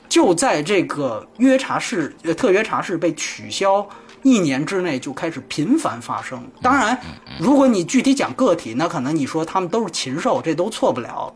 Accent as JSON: {"language": "Chinese", "country": "China", "said": "我是大陆来的"}